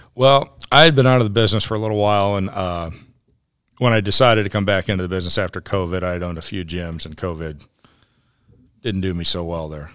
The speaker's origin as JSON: {"language": "English", "region": "Ohio", "country": "United States", "tie": "born or raised there", "moved": "as an adult", "lives_now": "North Carolina, United States", "said": "I grew up in Ohio, and, uh, my father was a superintendent at, uh, Firestone Country Club"}